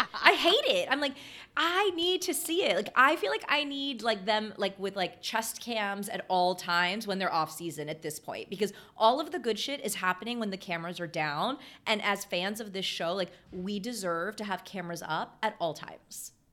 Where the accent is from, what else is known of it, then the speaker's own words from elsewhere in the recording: Texas, United States; I grew up in Texas, like I'm a Walmart girl